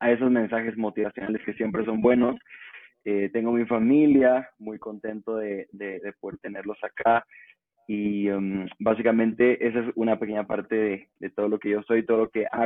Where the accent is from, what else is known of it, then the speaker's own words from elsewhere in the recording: Guatemala; soy de Guatemala.